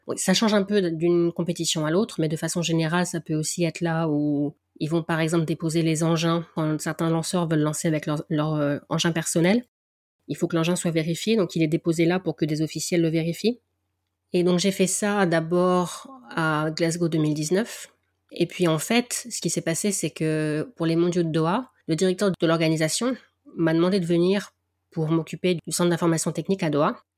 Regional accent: the North, France; accent: du Nord; mon accent du Nord

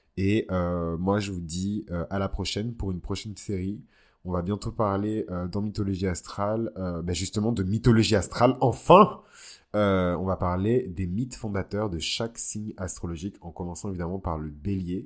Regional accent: Bordeaux, Nouvelle-Aquitaine, France; je suis de Bordeaux

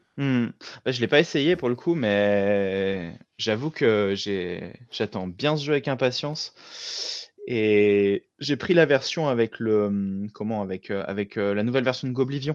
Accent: France; also born or lived in Chambéry, Savoie (lives); je suis français, mais à la base, c'est italien, euh, la région de Venise.

